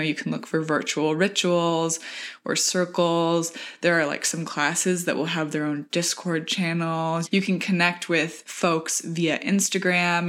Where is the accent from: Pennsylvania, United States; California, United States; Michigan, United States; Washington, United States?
Michigan, United States; rural; now in New York, United States; coming from rural Michigan